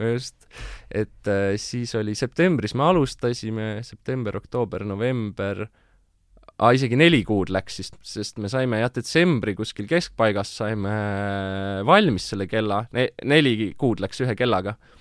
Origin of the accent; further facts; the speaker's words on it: Tartu, Tartu County, Estonia; mina olen põline tartlane